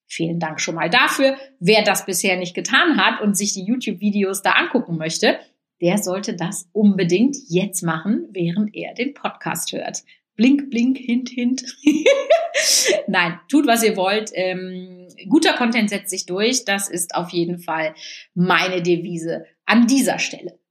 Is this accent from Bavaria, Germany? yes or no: no; Münsterland, North Rhine-Westphalia, Germany; bei uns im Münsterland schon.